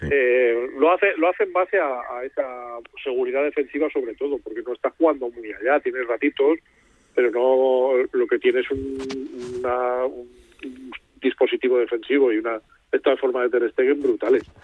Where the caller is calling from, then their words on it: Getafe, Community of Madrid, Spain; Muy buenas … de Getafe.